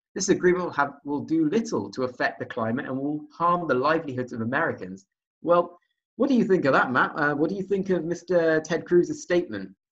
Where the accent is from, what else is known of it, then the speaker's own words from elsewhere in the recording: United Kingdom; as a Brit